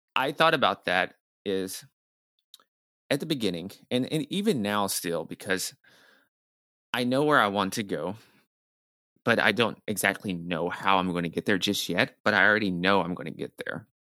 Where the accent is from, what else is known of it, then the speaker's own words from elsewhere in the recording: Nashville, Tennessee, United States; moved away as an adult; also born or lived in New York City; I'm from Nashville, Tennessee, which is the, the, the, kinda the deep south